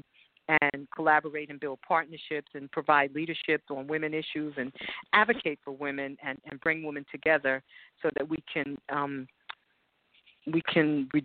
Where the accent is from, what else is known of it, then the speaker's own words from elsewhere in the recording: New York City, New York, United States; moved away as an adult; now in Texas, United States; I grew up in the Bronx, New York, and I moved to Texas about 5 years ago